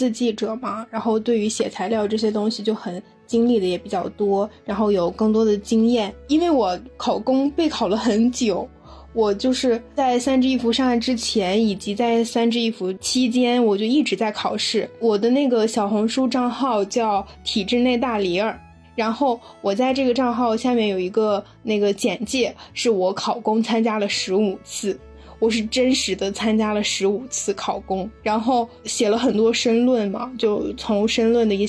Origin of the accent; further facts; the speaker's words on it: Inner Mongolia, China; 我是内蒙古的。